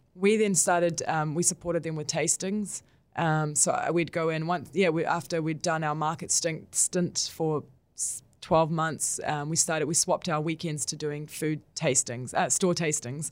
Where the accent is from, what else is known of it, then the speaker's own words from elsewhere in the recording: Israel; now in New Zealand; with my background, I was born in Israel